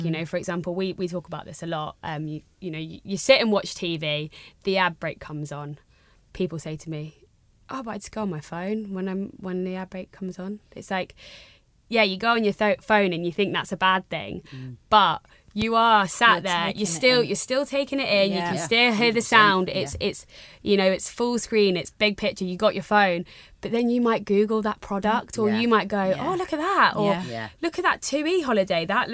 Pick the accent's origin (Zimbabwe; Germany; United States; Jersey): Jersey; also born or lived in Brighton; I'm from Jersey. I was, you know, I went to school here. Went to uni off island. I came back.